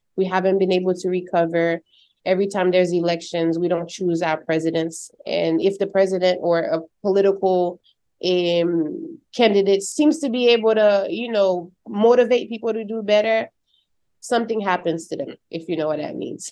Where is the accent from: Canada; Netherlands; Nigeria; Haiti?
Haiti; now in United States; growing up in Haiti